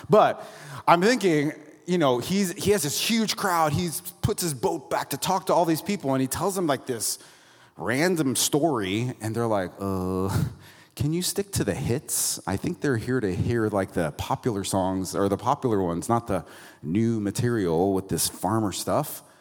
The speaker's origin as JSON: {"language": "English", "region": "Florida", "country": "United States", "moved": "yes", "lives_now": "Santa Cruz, United States", "said": "I'm from Florida originally"}